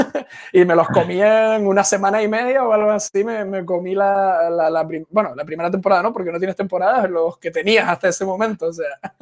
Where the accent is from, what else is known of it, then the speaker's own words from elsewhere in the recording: Canary Islands, Spain; Yo soy canario, no puedo decir patata